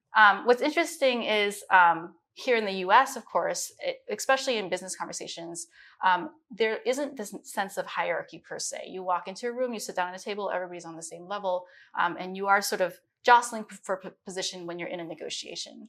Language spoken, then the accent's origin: English; Midwest, United States; also born or lived in Beijing, China; especially growing up in the Midwest, I was, everybody saw me as Chinese.